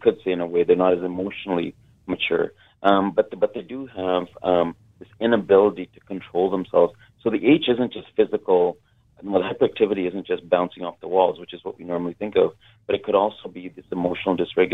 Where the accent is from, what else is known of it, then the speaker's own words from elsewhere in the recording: Kitimat, British Columbia, Canada; I grew up north in Kitimat